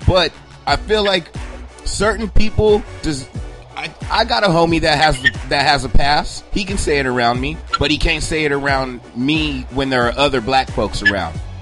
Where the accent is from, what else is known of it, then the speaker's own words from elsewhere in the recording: United States; as an American